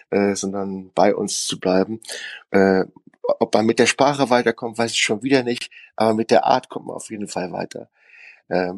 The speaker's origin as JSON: {"language": "German", "region": "North Rhine-Westphalia", "country": "Germany", "said": "Wir können genauso hart sein aus dem Westen, finde ich. Wir sind ja auf Kohle geboren."}